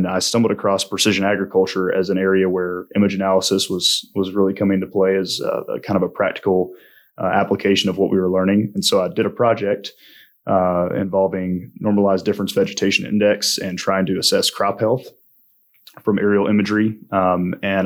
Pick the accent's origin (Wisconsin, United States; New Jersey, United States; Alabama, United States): Alabama, United States; Dothan; moved away as an adult; also born or lived in Massachusetts; now in Lincoln, United States; Though I lived in several states when I was younger, I did most of my growing up in southeast Alabama, so Alabama is home to me